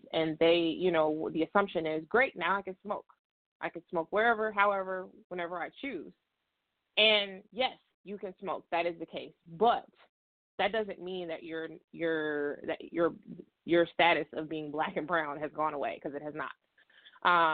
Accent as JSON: {"language": "English", "town": "South Holland", "region": "Illinois", "country": "United States", "said": "I live out in the South suburbs. I'm from South Holland"}